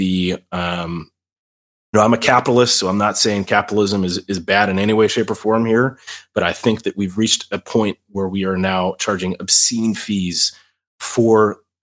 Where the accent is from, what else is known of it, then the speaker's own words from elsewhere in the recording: United States; as an American, as someone who works with InfraGuard